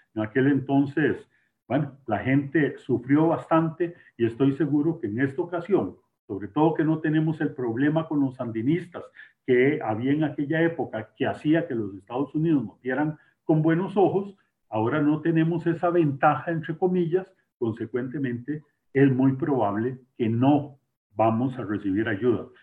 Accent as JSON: {"language": "Spanish", "country": "Costa Rica"}